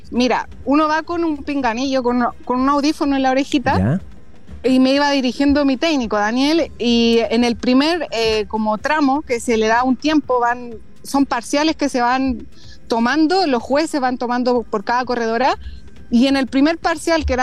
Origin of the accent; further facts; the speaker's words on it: Chile; somos cuatro chilenas que vamos a estar corriendo la Gran Fondo